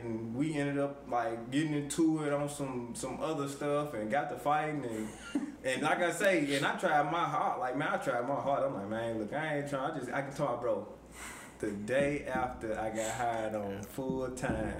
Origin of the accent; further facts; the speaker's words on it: Forrest City, Arkansas, United States; also born or lived in Chicago, Illinois; I'm originally from Chicago, but I moved to Arkansas at a young age